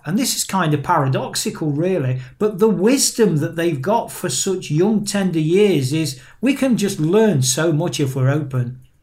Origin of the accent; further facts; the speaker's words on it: Nottingham, East Midlands, United Kingdom; from my hometown of Nottingham